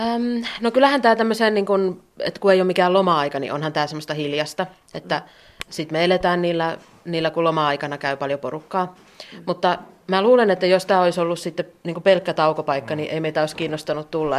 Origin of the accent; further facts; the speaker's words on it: Tampere, Pirkanmaa, Finland; moved away as an adult; now in Taivalkoski, Finland; mäkin olen Tampereelta kotoisin niin, ja lähes koko elämäni kaupungissa asunut